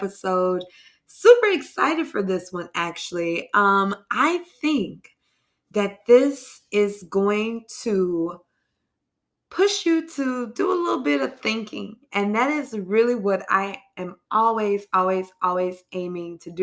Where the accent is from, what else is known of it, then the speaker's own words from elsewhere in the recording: New York City, New York, United States; I'm a New Yorker in this city